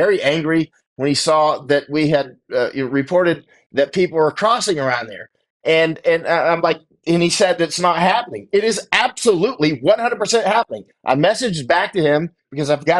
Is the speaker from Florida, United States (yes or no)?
yes; Florida, United States; watched Apollo 11 take off when I was a five. Right from Florida, I'm from Florida